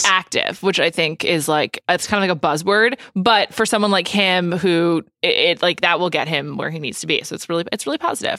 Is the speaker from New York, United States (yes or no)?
yes; New York, United States; I am from New York